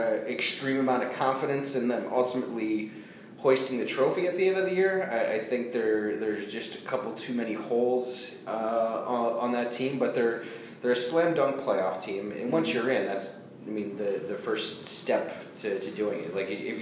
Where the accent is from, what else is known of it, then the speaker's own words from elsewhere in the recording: Boston, Massachusetts, United States; moved away; also born or lived in Chicago; I lived in Chicago. I grew up in Boston, but moved to Chicago